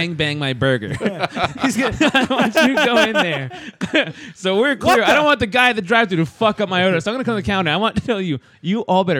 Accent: Hawaii, United States; Dude, I'm Hawaiian, right?

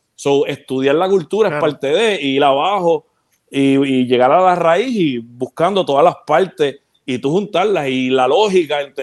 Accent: Ponce, Puerto Rico; also born or lived in Peñuelas, Puerto Rico; yo, yo nací en Ponce y viví en Peñuela un tiempo

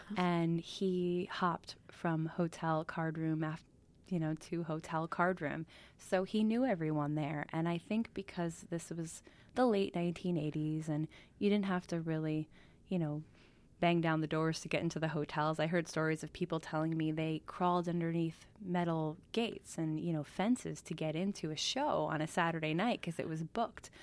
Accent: Kiamesha Lake, New York, United States; moved away as an adult; also born or lived in Brooklyn, New York / California; we moved up to Kiamisha Lake, which is sort of the Borscht Belt proper, right next to Monticello, when I was six

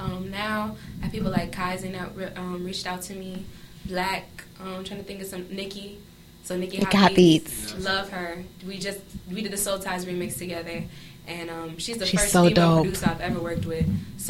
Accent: Melrose, Broward, Florida, United States; also born or lived in Miami, Florida; I was born in Miami. I was raised in Melrose.

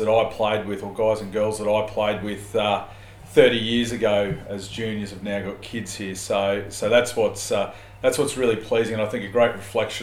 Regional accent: Chandler, Queensland, Australia; I've been based locally for the majority of my life, having been growing up in Chandler

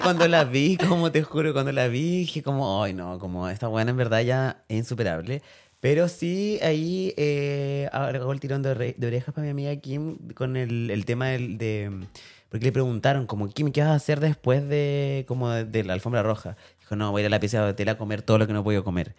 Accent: Chile; nosotros como chilenos

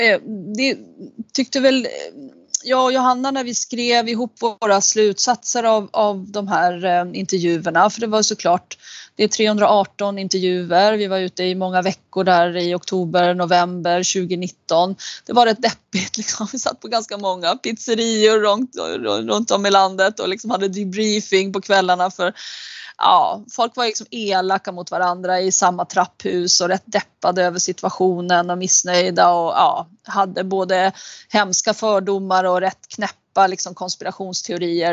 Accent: Uppsala, Uppsala County, Sweden; i min hemstad Uppsala

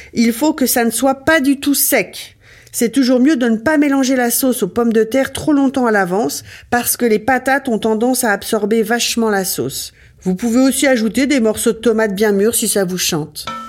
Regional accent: Ardennes, Grand Est, France; je viens des Ardennes

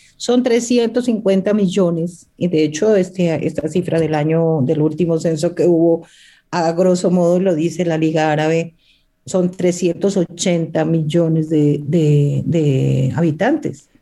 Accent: Pasto, Nariño, Colombia; Yo soy de Pasto, eh, estaba divorciada y me fui a Dubái eh, con unas libras de café de Nariño a vender

